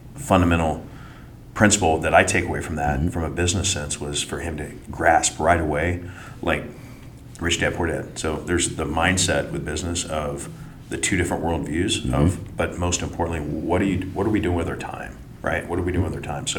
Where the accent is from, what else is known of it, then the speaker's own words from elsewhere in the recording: Manhattan, Kansas, United States; moved away as an adult; now in Pleasant Hill, United States; I'm from Kansas. Grew up Manhattan, Kansas, so K-State fan